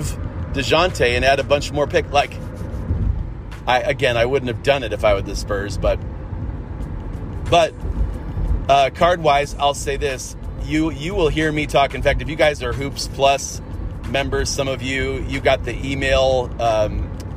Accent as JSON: {"language": "English", "town": "Cleveland", "region": "Ohio", "country": "United States", "said": "I'm from Cleveland area"}